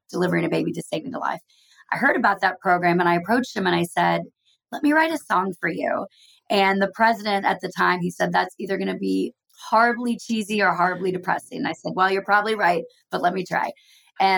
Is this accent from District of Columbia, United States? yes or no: no; Texas, United States; moved away as an adult; also born or lived in Oklahoma / Dallas, Texas / Los Angeles, California; now in Nashville, United States; I'm from Texas by way of Oklahoma